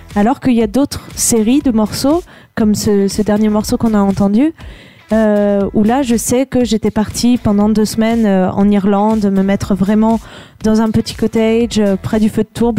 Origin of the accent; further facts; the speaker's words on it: Vercors, Auvergne-Rhône-Alpes, France; je suis du Vercors